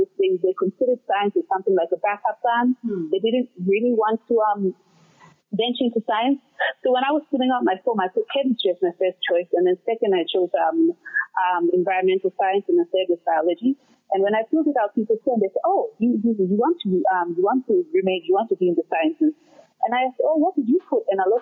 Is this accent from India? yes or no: no; Lae, Morobe, Papua New Guinea; moved away as an adult; also born or lived in China; now in Scotland, United Kingdom; growing up in Papua New Guinea